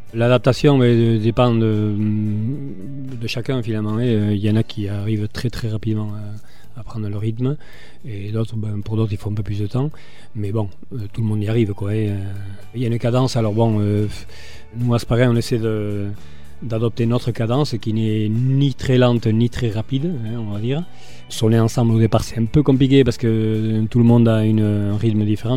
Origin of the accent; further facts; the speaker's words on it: Hasparren, Nouvelle-Aquitaine, France; moved away as an adult; je suis asparin mais j'habite ailleurs